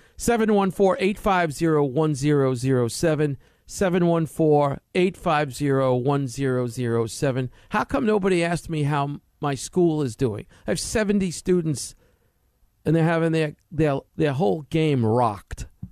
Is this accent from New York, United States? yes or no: yes; New York City, New York, United States; moved away; I grew up in New York City